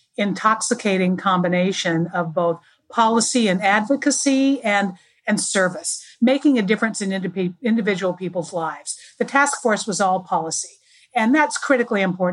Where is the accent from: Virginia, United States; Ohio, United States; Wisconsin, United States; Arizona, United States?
Arizona, United States; moved away; I'm from Arizona originally